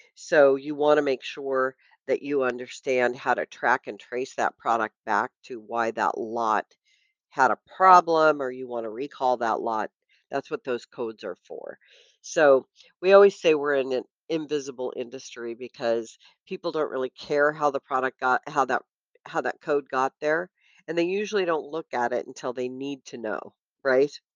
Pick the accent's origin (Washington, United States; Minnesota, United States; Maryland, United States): Washington, United States; also born or lived in Vancouver, BC; now in California, United States; I grew up up in Washington State